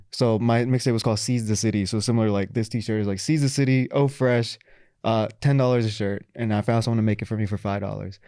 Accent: Texas, United States; also born or lived in Florida / Pakistan (ancestry); now in New York, United States; I'm from Texas, also lived in Florida

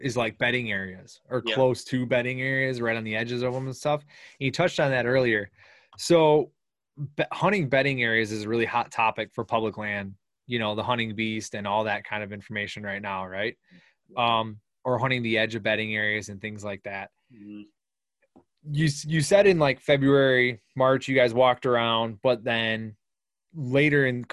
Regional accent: Wisconsin, United States; We're from Wisconsin.

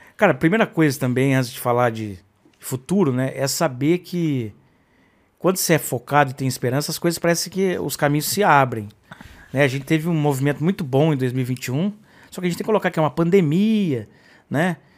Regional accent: Brazil; eu fui criado também, talvez como brasileiro

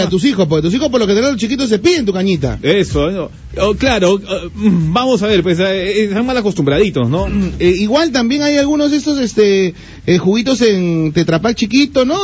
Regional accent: Peru; Como buenos peruanos

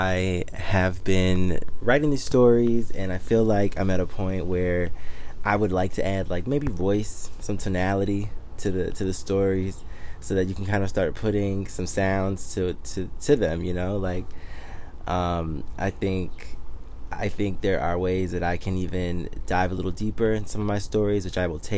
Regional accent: Detroit, Michigan, United States; also born or lived in Miami / Washington, D.C. / Harlem, New York; now in New York, United States; I'm originally from Detroit, Michigan. So that's born and raised.

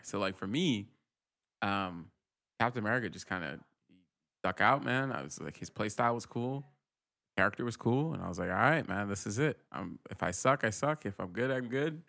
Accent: Rhode Island, United States; moved away as an adult; now in San Francisco, United States; I grew up in Rhode Island

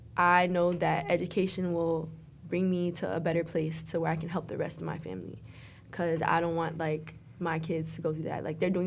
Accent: South Florida, United States; moved away as an adult; also born or lived in Broward County area (954); now in Orlando, United States; I'm from South Florida.

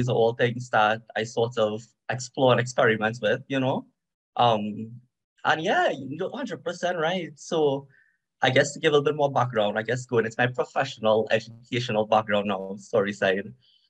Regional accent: Trinidad & Tobago; So I was born in Trinidad and Tobago. I'm of East Indian descent. So just like a little bit of history, when people look at me, they think I'm from India, but I'm not, right? I'm Indo-Trinidadian. So I think I'm third or fourth generation Indo-Trinidadian.

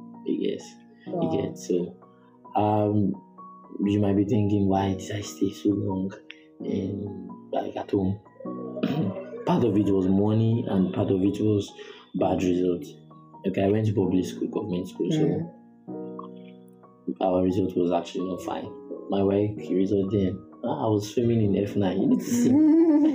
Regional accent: Ogun State, Nigeria; now in Ikorodu, Nigeria; Ogun State.

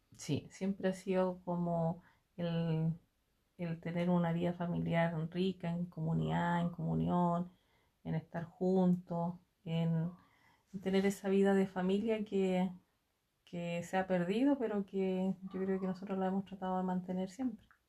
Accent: Santa María, Valparaíso, Chile; moved away as an adult; now in Los Andes, Chile; Yo eh, nací acá en los Andes, pero pertenecía eh, a la comuna de Santa María también, donde en el sector de Tocornal vivía. Y, y la verdad que toda mi niñez y mi juventud la pasé en ese sector

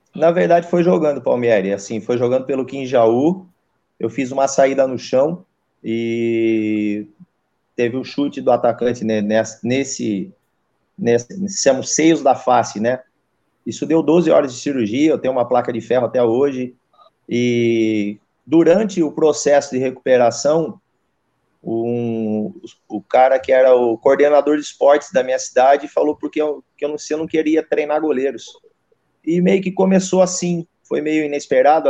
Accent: Águas de São Pedro, São Paulo, Brazil; eu sou natural de, de, de Águas de São Pedro, né? São Pedro, ali perto de Piracicaba, interior ali de São Paulo

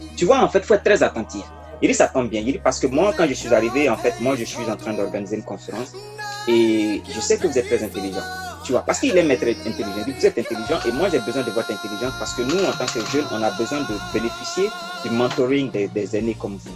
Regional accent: Côte d’Ivoire; first language Mooré; moved away as an adult; also born or lived in Bondoukou, Côte d'Ivoire / Ouagadougou, Burkina Faso; J'ai fait mon primaire dans une petite ville, euh, en Côte d'Ivoire, parce que je suis né en Côte d'Ivoire. Et après, j'ai fait une seconde C, une première C et un bac C dans un lycée à Bondoukou

